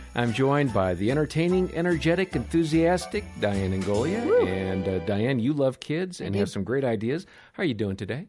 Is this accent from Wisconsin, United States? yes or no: yes; Wisconsin, United States; I grew up in Wisconsin